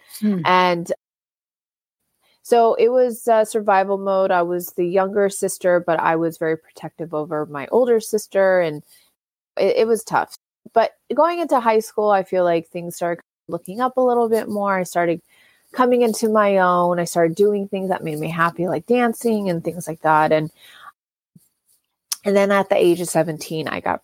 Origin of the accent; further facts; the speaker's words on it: Orange County, California, United States; I grew up born and raised in Orange County.